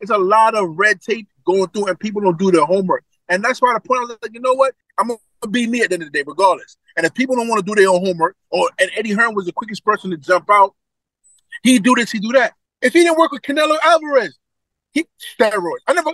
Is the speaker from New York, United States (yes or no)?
yes; New York City, New York, United States; I'm from Brooklyn